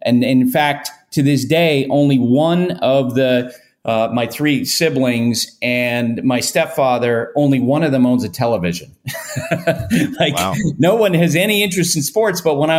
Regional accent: Vermont, United States; And the team I listened to the most, of course, was the Red Sox growing up in Vermont.

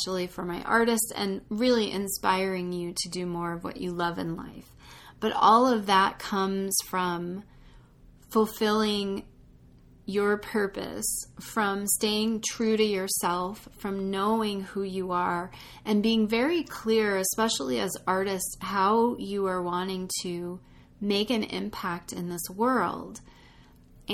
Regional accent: United States; being an American in this country

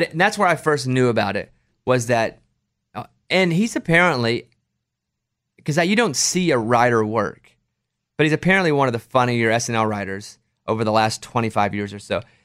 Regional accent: the South, United States; I'm from the South

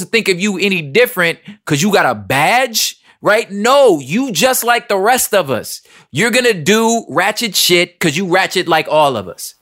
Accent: Los Angeles, California, United States; We're all from South Central L

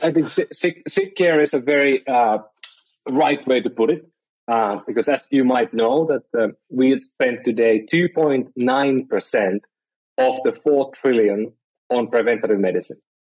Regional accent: Finland; moved away as an adult; now in San Francisco, United States; I'm from Finland originally, and I've been I've been living around the world

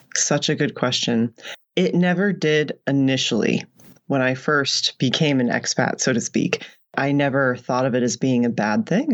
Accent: United States; moved away as an adult; also born or lived in United Arab Emirates / Oman; now in Canada; I'm in Canada now and I'm American

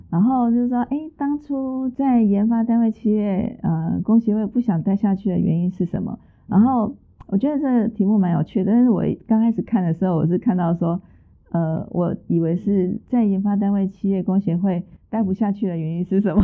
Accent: Tainan, Taiwan; 住在台南嘛，从小住在台南，然后我又是台南女中毕业

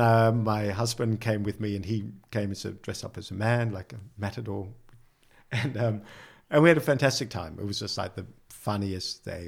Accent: Sydney, New South Wales, Australia; moved away as an adult; now in Netherlands; I come from Sydney

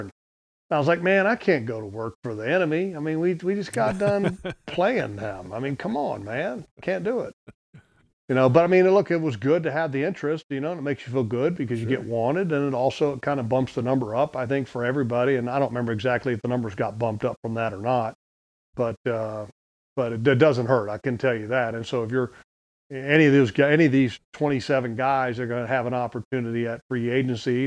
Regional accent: United States; I'm an American.

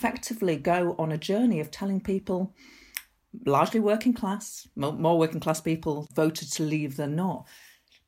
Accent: Bradford, Yorkshire and the Humber, United Kingdom; moved away as an adult; also born or lived in London; now in Ashfield, United Kingdom; I grew up in Bradford.

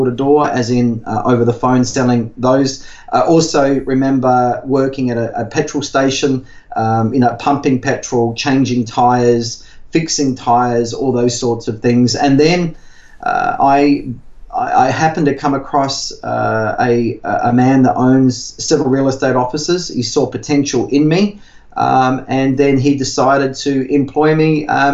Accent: Whyalla, South Australia, Australia; also born or lived in Adelaide; I grew up in Whyalla of South Australia, which is steel mining, working class community

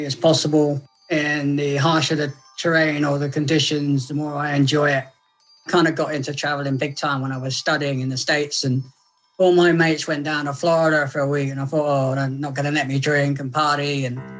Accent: South West England, United Kingdom; I'm from Southwest England

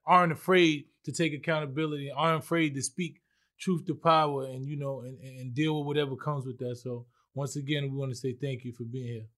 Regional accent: New York City, New York, United States; I'm from the Bronx

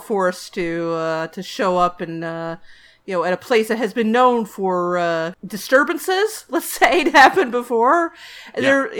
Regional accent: New Jersey Pine Barrens, United States; I grew up in the New Jersey Pine Barrens, close to where this is supposed to take place.

